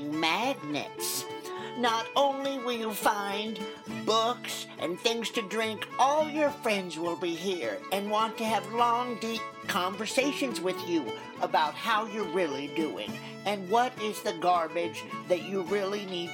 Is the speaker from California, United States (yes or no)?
no; Oregon, United States; also born or lived in Newberg, Oregon; I'm from Oregon and we're green people